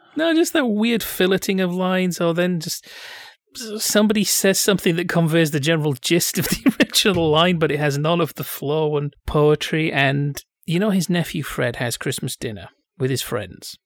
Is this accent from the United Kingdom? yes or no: yes; England, United Kingdom; Being English